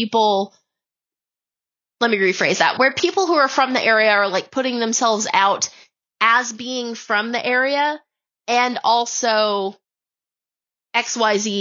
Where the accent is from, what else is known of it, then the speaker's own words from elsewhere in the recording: Madison County, North Carolina, United States; also born or lived in Charlotte, North Carolina; I'm from Madison County